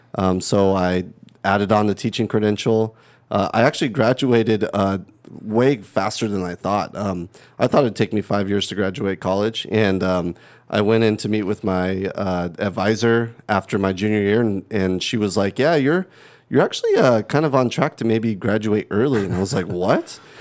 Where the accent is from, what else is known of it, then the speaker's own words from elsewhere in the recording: Livermore, California, United States; also born or lived in San Jose, California / Milpitas, California; then we moved to Livermore. Uh, got a house on Roselli Drive